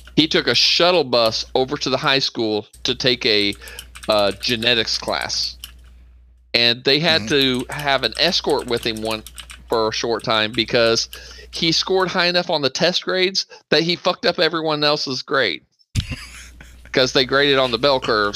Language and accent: English; Bartholomew County, Indiana, United States; I grew up in Bartholomew County, Indiana